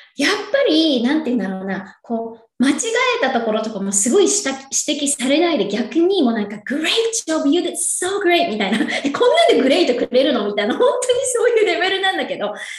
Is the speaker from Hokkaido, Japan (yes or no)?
no; Yokohama, Kanagawa, Japan; moved away as an adult; now in California, United States; 私は横浜、神奈川県横浜出身で